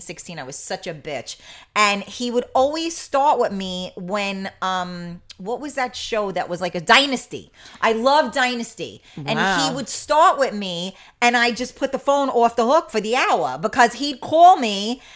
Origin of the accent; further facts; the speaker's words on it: New York City, New York, United States; I grew up in the Bronx